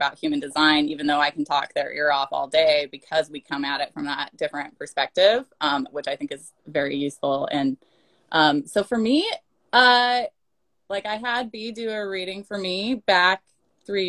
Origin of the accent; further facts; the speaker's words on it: Utah, United States; now in Portland, United States; I come from Utah. I live in Portland now.